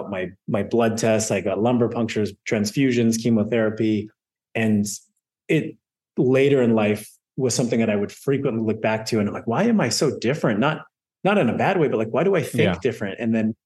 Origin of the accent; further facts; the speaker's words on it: Montreal, Quebec, Canada; moved away as an adult; now in Atlanta, United States; I'm from Montreal. but I live in Atlanta and been in America for 18 years.